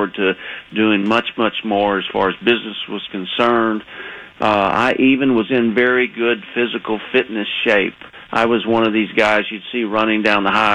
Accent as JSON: {"language": "English", "region": "Texas", "country": "United States", "accent": "Texas", "moved": "yes", "said": "I was living in Texas. You could probably hear my accent still"}